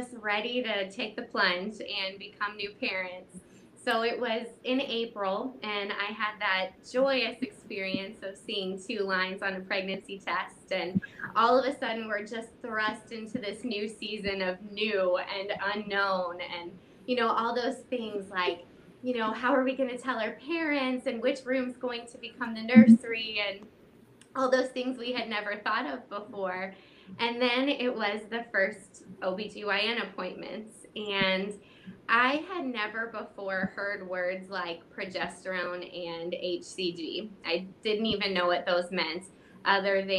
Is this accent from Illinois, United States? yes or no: no; St. Louis, Missouri, United States; I'm from St. Louis, Missouri